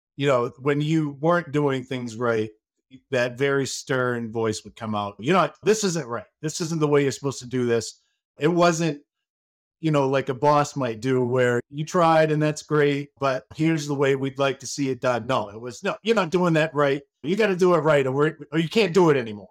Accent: Maine, United States; now in Saint Petersburg, United States; I am from Maine. I am a Mainer.

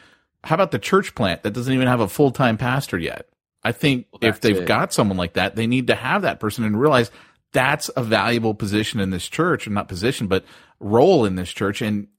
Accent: United States; I'm an American.

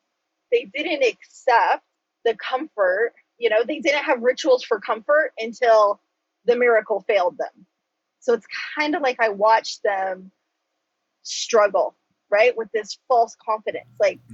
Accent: United States; first language Choctaw; I do that with my native tongue of Choctaw. It's some Choctaw and some English.

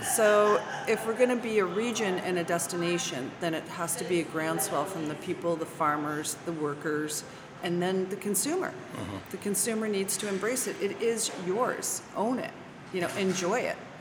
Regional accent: Toronto, Ontario, Canada; now in Virginia, United States; I'm from Toronto mm. originally

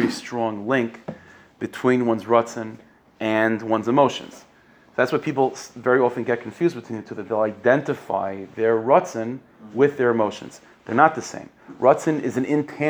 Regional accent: United States; being an American

